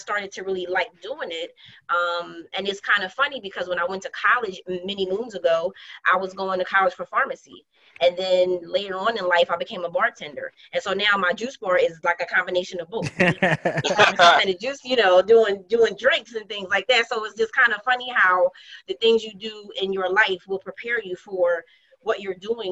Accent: Philadelphia, Pennsylvania, United States; West Philly born and bred, Southwest I represent as well

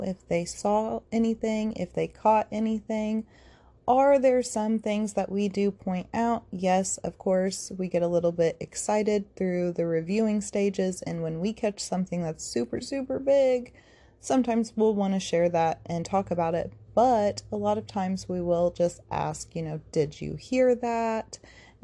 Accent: Indiana, United States; we're all from Indiana

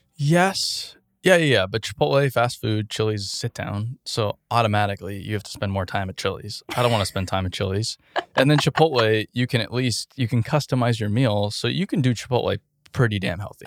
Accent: Arizona, United States; I grew up in Arizona

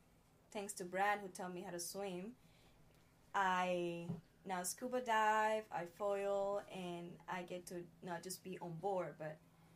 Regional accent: Dominican Republic; English is a second language; Dominican Republic, yeah.

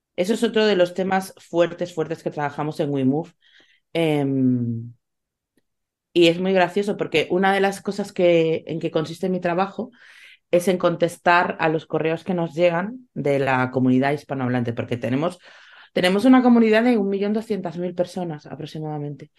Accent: Spain; mi país

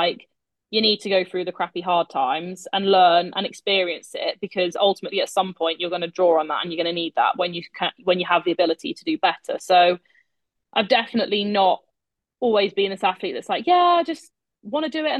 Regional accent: United Kingdom; being British

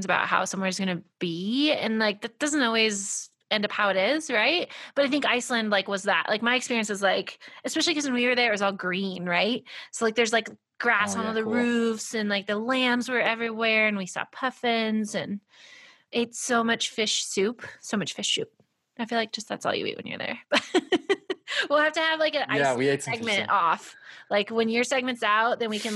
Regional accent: United States; I grew up in Tahoe

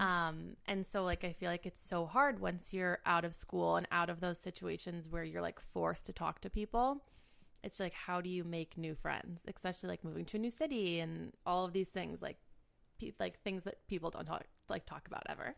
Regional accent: Cleveland, Ohio, United States; moved away as an adult; also born or lived in Michigan / New York; now in Chicago, United States; I grew up in the suburbs of Cleveland

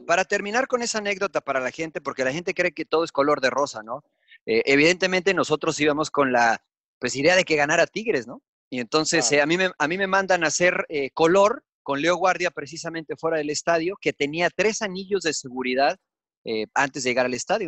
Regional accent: Mexico; accent: Mexican; se dieron cuenta de mi acento, se empezaron a poner un poquito agresivos porque mexicano

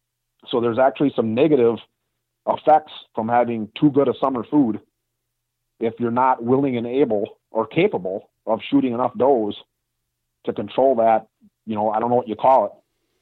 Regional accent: Wisconsin, United States; I mean, I'm from Wisconsin, and we have deer herds in the northern part of Wisconsin that deal with 150 inches of snow

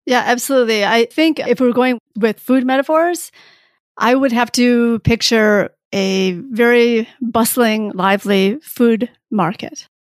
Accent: Michigan, United States; also born or lived in Saigon, Vietnam; I was born in Saigon, and that's technically where I'm from, although my family left Saigon as refugees in nineteen seventy-five when I was a baby, and then I did grow up in Michigan

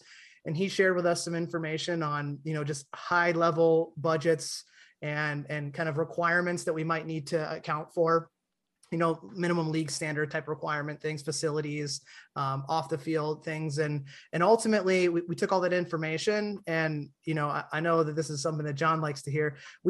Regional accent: Dayton, Ohio, United States; born there; I was born in Dayton, Ohio, and my dad was in the military down there.

